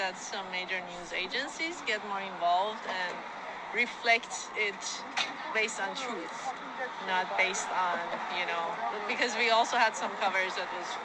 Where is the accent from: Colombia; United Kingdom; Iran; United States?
Iran; I'm from Iran.